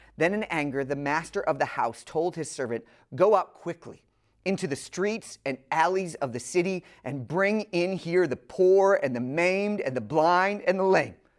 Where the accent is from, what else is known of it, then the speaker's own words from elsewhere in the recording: the North, United States; now in Atlanta, United States; I'm from the North